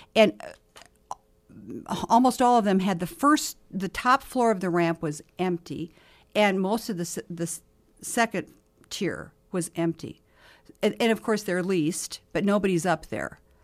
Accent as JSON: {"language": "English", "town": "Mobridge", "region": "South Dakota", "country": "United States", "tie": "born or raised there", "moved": "yes", "lives_now": "Sioux Falls, United States", "said": "I was in my hometown of Mobridge this summer"}